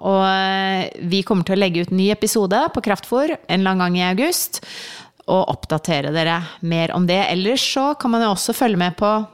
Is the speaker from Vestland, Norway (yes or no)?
no; Agder, Norway; Mitt sommertips er, siden jeg er fra Sørlandet, å bade masse, sole seg, spise masse is.